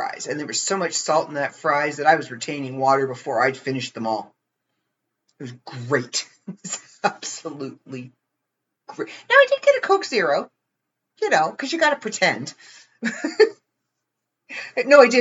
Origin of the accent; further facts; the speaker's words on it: Ontario, Canada; I'm from Ontario, Canada.